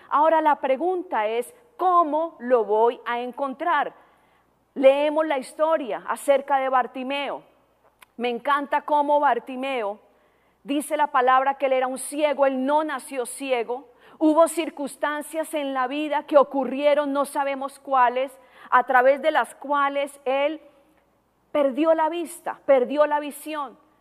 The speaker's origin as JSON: {"language": "Spanish", "country": "Colombia", "also_born_or_lived": "Tijuana, Mexico", "moved": "as an adult", "lives_now": "United States", "said": "Yo no soy americana, no tengo nacionalidad americana todavía. Soy colombiana."}